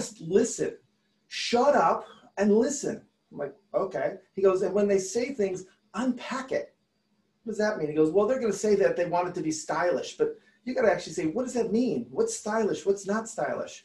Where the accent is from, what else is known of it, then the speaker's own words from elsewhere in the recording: Detroit, Michigan, United States; I'm from Detroit